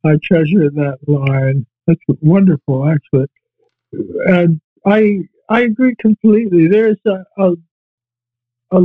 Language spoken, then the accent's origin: English; Virginia, United States; moved away as an adult; also born or lived in Toronto, Canada / Vancouver, Canada; I had gone to Toronto from my hometown in Virginia